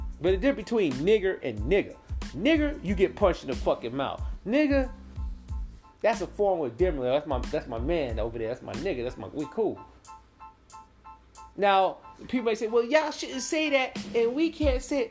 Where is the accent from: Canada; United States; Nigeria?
United States; the South; accent: southern; that's my southern accent